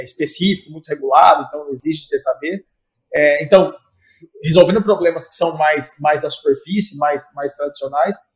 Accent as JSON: {"language": "Portuguese", "country": "Brazil", "moved": "yes", "lives_now": "United States", "said": "nós como brasileiros"}